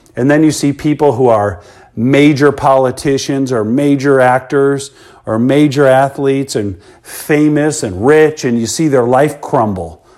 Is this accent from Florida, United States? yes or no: no; Chicago, Illinois, United States; I grew up in Chicago, Illinois, born in nineteen seventy into the South Suburbs.